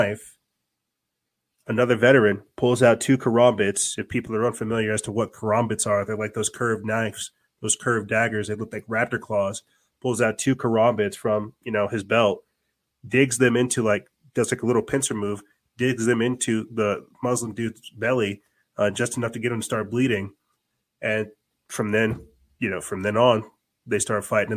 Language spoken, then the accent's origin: English; South Carolina, United States; I am from South Carolina